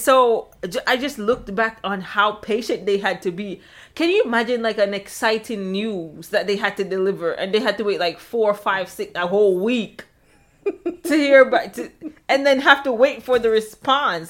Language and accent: English; Jamaica; moved away; I'm Jamaican